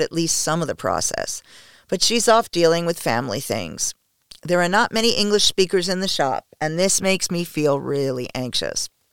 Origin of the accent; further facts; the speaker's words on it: United States; I am the only American